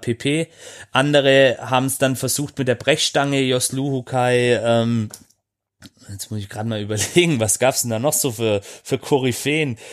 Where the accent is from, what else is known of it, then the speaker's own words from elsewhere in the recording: Swabia, Germany; ich als gebürtiger Schwabe